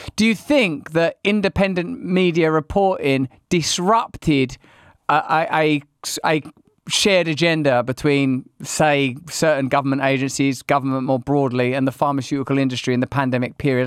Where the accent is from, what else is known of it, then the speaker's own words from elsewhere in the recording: United Kingdom; being British